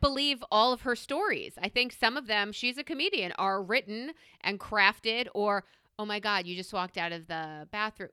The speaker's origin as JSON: {"language": "English", "region": "New York", "country": "United States", "said": "as a New Yorker"}